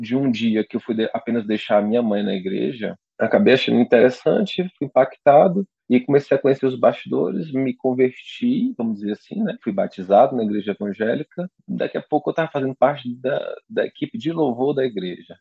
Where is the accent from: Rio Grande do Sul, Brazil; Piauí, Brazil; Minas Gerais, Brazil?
Piauí, Brazil; Teresina; now in São Paulo, Brazil; eu sou natural de Teresina, no Piauí